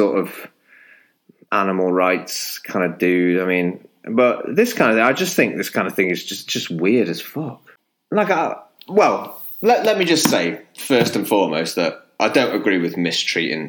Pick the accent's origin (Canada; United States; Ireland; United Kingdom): United Kingdom; Chester, North West England; I grew up in Chester